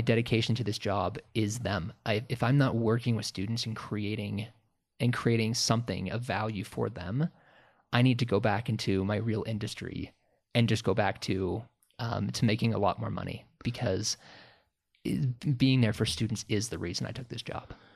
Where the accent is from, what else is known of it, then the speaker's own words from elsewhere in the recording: Sandpoint, Idaho, United States; moved away; I grew up in Sandpoint, Idaho